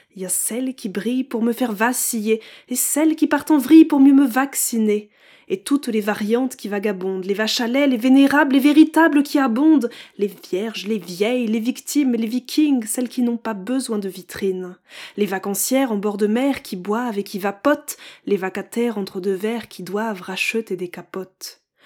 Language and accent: French; Champagne-Ardenne, Grand Est, France; now in Paris region, France; j'ai grandi en Champagne-Ardenne, entre le champagne, les tracteurs et les OGM